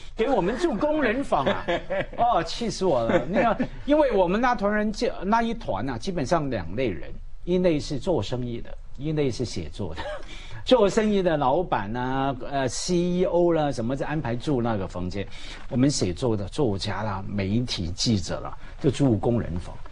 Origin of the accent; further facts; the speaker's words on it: Hong Kong; 我在香港，每个人一代一代都这样提醒的